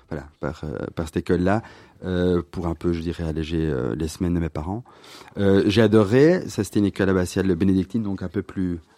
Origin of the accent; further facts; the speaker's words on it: Kortrijk, Flanders, Belgium; also born or lived in Hong Kong; je suis né à Courtrai. À Courtrai. À Courtrai. Euh, puis euh, enfance très heureuse, je dirais. Euh, je, on est passé par différentes villes en Flandre.